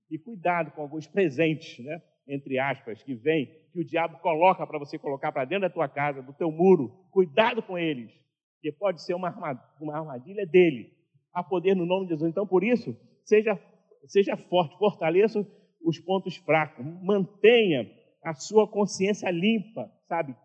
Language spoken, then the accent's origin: Portuguese; Duque de Caxias, Rio de Janeiro, Brazil; quando eu era criança lá em Duque de Caxias, né, morava numa casa muito simples